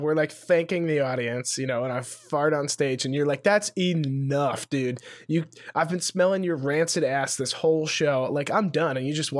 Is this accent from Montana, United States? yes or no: yes; Montana, United States; I'm from Montana